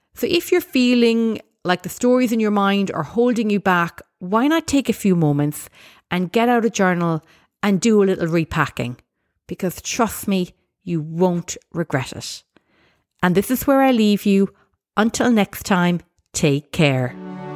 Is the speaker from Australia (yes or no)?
no; Ireland; as an Irish person, I know there's lots of great values that I've inherited from my background